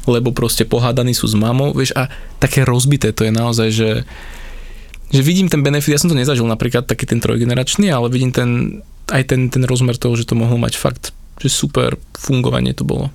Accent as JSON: {"language": "Slovak", "country": "Slovakia", "said": "som zo Slovenska"}